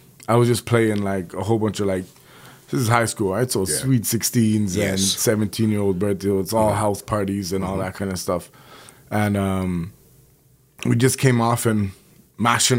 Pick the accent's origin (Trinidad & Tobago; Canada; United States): Trinidad & Tobago; we grew up in Flemo